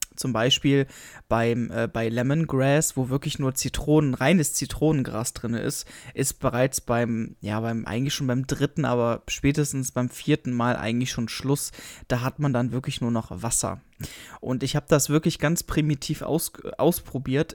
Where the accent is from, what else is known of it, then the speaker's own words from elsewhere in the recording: Germany; bei uns in Deutschland